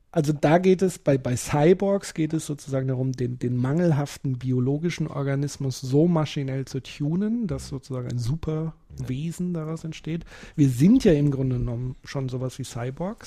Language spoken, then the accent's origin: German; North Rhine-Westphalia, Germany; bei uns in Nordrhein-Westfalen